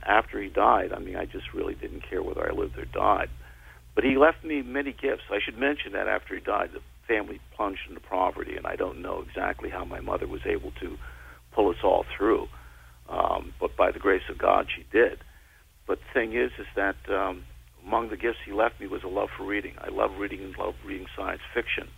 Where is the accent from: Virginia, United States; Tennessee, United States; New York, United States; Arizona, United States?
New York, United States; New York City; I grew up in the Bronx, New York